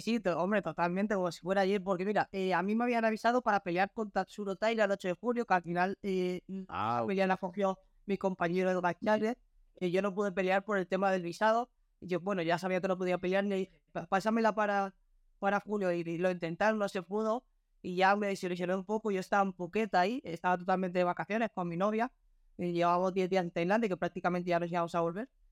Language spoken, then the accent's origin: Spanish; Spain; me, ilusionaría mucho pelear en mi país